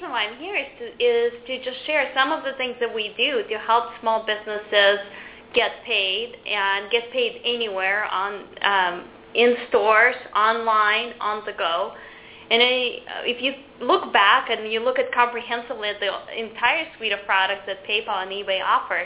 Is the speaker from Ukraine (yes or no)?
yes; Ukraine; now in United States; I'm actually an immigrant to this country. I came from the Ukraine 22 years ago